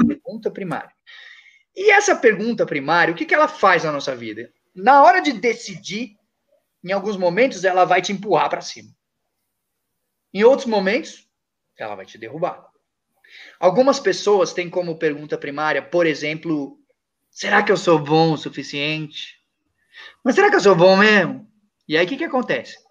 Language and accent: Portuguese; Brazil; quando eu nasci, sem braços, sem pernas, no Brasil